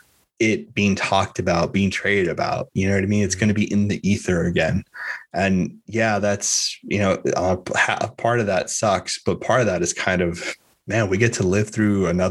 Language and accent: English; Miami, Florida, United States; I'm from Miami